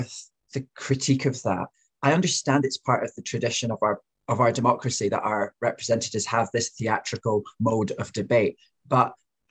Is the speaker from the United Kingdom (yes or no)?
yes; Fife, Glasgow, Scotland, United Kingdom; now in London, United Kingdom; I'm Scottish, so like when I grew up in Fife in Glasgow